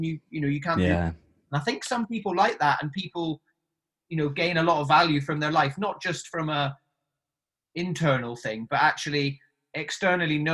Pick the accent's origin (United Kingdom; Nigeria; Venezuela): United Kingdom; Highlands of Scotland; moved away as an adult; also born or lived in Sydney, Australia; I grew up in the Highlands of Scotland in a tiny little town until I was 18